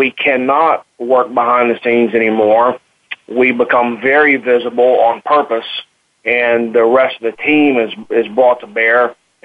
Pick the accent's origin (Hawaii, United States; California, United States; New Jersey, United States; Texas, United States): Texas, United States; accent: Texas twang; moved away as an adult; I was born in Texas, and I went to the Marine Corps and went around the world, and I came back to Texas, so the accent kind of stuck